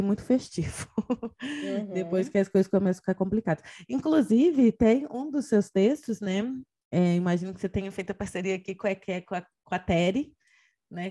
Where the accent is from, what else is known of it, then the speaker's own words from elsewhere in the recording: Brazil; now in Portugal; eu, enquanto brasileira em Portugal